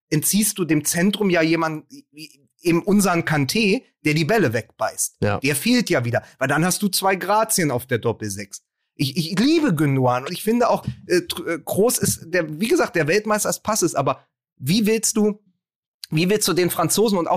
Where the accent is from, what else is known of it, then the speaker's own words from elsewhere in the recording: Austria; Ach, und nehmen Sie es nicht so schlimm. Wir als Österreicher hätten gern Ihre Probleme.